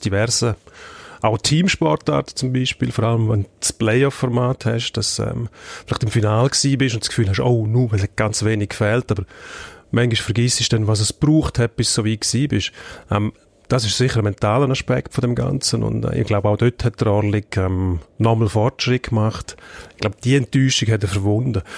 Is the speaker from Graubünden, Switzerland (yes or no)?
yes; Graubünden, Switzerland; der Bündner als Bündner